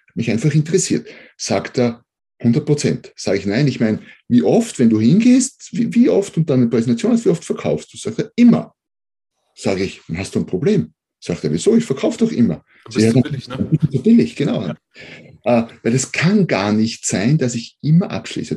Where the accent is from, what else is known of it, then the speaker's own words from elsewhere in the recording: Austria; accent: Austrian; bin Österreicher, wie man wahrscheinlich hört